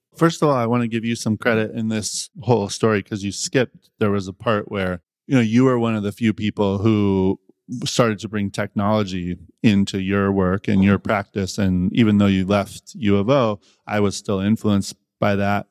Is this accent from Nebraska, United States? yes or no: no; Eugene, Oregon, United States; moved away; I grew up in Eugene